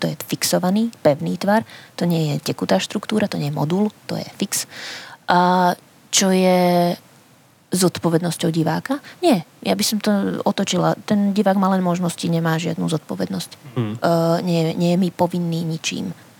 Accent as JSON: {"language": "Slovak", "region": "Spiš", "country": "Slovakia", "said": "Ja som dievčinka zo Spiša"}